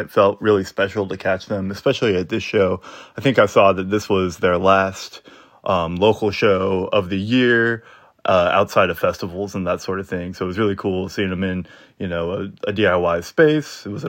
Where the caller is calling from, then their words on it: Minneapolis, Minnesota, United States; What's up, Axe to Grind? I'm calling in from Minneapolis to report on a show that I actually attended down in Chicago.